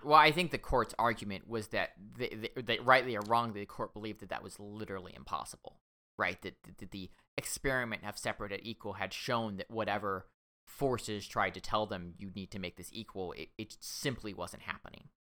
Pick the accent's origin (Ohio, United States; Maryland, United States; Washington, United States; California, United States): Washington, United States; I'm from Washington State